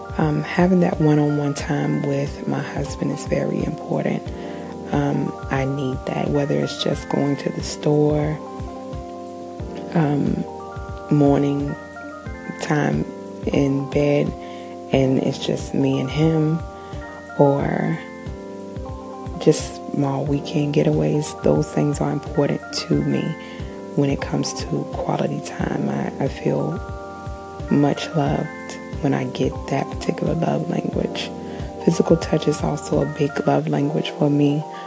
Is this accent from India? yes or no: no; New Zealand; I am Kiwi.